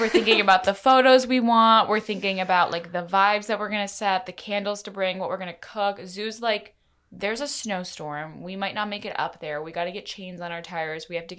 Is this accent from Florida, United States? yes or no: no; Maine, United States; moved away; I grew up in Maine